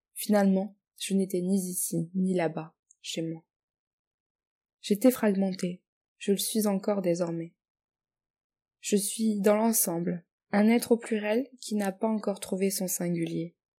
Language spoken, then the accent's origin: French; France; moved away as an adult; now in Australia; J'ai toujours vécu en France aussi longtemps que je me souvienne, c'est d'ailleurs là où j'ai passé mes jeunes années, là où j'ai construit mes premières amitiés, là où j'ai été élevée